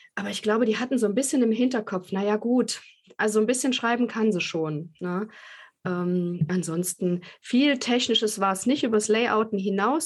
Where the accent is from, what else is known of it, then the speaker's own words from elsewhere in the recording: Leipzig, Saxony, Germany; bei uns in Leipzig konnte man aber Journalistik studieren